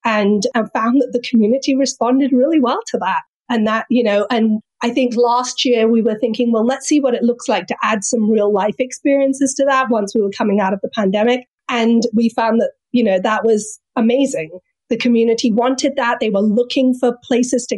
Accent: London, United Kingdom; moved away as an adult; also born or lived in California; now in Northwest Arkansas, United States; I grew up in England. I'm from London

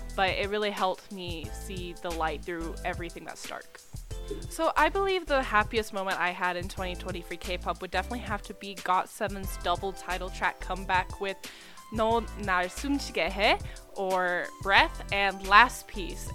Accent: Texas, United States; I'm from Texas.

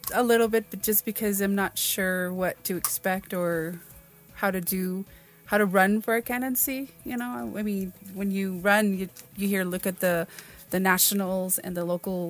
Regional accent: Mescalero, New Mexico, United States; I am 49 years old. I am from Mescalero. Of course, tribal enrolled member kind of thing.

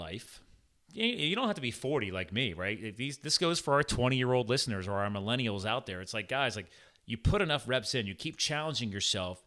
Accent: Pennsylvania, United States; born or raised there; also born or lived in New Jersey

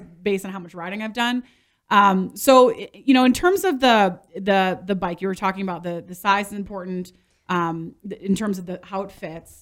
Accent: Midwest, United States; I grew up in the Midwest

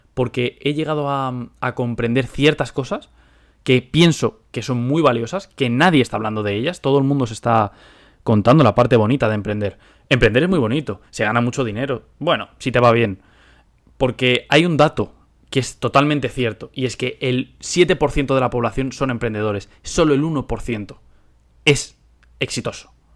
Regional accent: Spain; moved away as an adult; now in United States; soy español. Ahora vivo en Estados Unidos

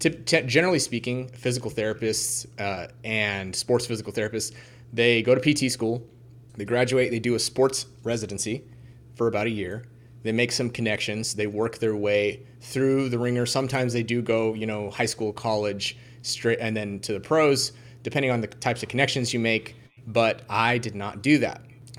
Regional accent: Kansas, United States; I'm originally from Kansas, the southwest corner of Kansas. I would say the butthole of the United States.

